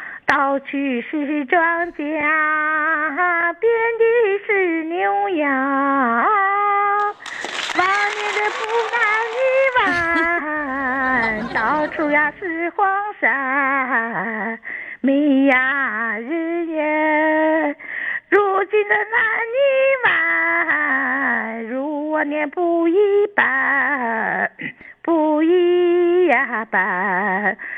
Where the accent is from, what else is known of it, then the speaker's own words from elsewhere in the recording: Dalian, Liaoning, China; 大连人啊，